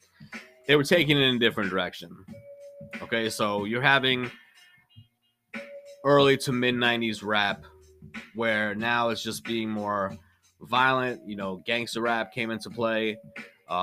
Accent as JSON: {"language": "English", "town": "New York City", "region": "New York", "country": "United States", "tie": "born or raised there", "said": "I grew up in New York and I was born in Brooklyn"}